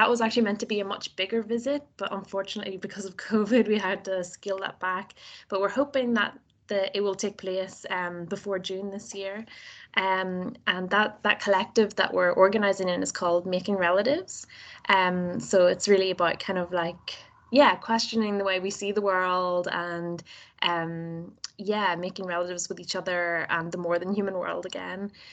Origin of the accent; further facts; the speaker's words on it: Northern Ireland, United Kingdom; accent: Nordy; my Nordy accent